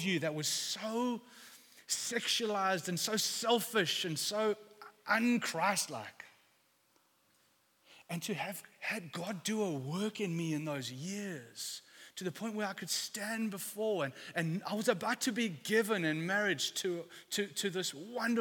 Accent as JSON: {"language": "English", "region": "London", "country": "United Kingdom", "tie": "born or raised there", "moved": "yes", "said": "I come from East London. I went to an all boys school there"}